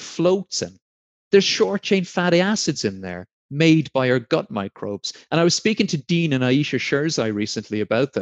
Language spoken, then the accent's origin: English; Blarney, Munster, Ireland; also born or lived in Sheldon, Devon, England; now in Devon, United Kingdom; I'm from Blarney in County Cork.